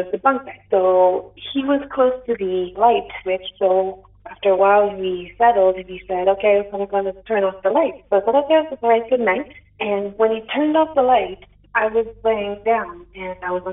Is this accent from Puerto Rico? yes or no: no; Quebec, Canada; first language French; English is a second language; now in Cantley, Canada; Pardon my my English, it's not too good, I'm French